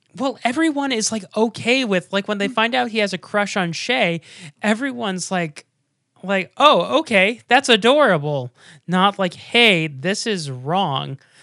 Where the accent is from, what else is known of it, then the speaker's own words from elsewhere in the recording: Boston, Massachusetts, United States; growing up in Massachusetts in Boston